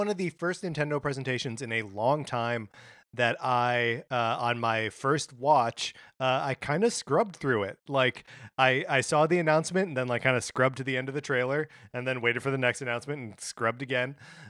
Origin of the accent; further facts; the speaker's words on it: Kenosha, Wisconsin, United States; I grew up in Kenosha, Wisconsin, where all of the worst things in the world are happening right now.